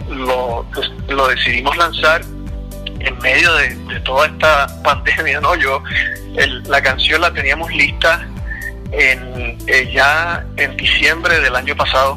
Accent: Puerto Rico; yo soy puertorriqueño, eh, entonces cuando pequeño en Puerto Rico

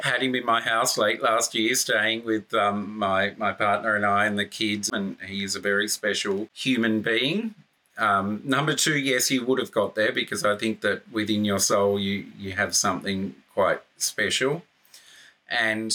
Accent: Australia; accent: Australian; It's my Australian accent

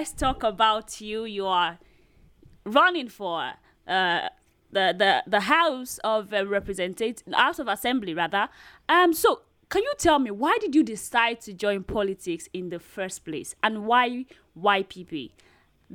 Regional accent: Nigeria; I'm so Nigerian

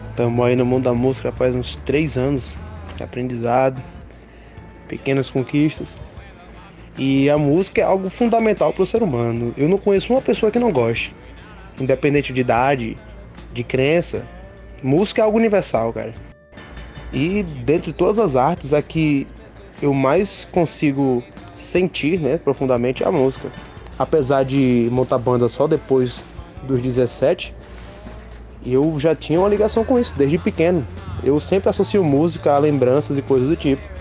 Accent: Bahia, Brazil; Quando criança, né, eu sou baiano, cresci ouvindo araqueto, eu cresci ouvindo ludo, pratiquei percussão também quando era criança.

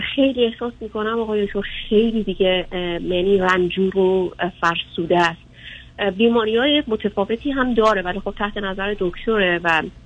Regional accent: Iran; moved away as an adult; now in United States; من از ایران اومدم بیرون

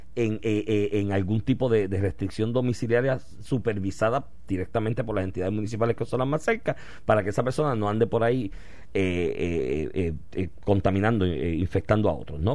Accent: Puerto Rico

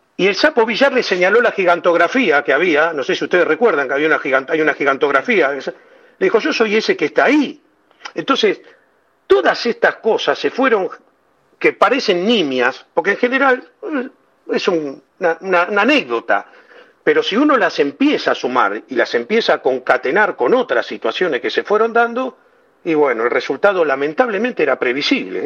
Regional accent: Buenos Aires, Argentina; born or raised there

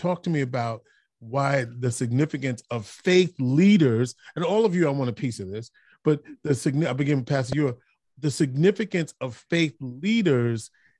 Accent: New York City, New York, United States; now in Syracuse, United States; my hometown, the Boogie Down, Bronx

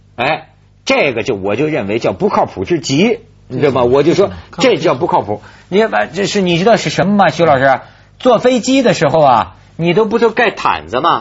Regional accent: China; 身为大陆人

